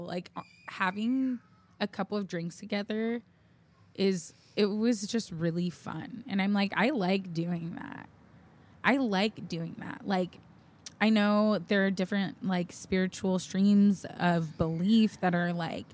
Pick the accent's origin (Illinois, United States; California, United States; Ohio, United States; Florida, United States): California, United States; South Bay; we're from the South Bay. Of California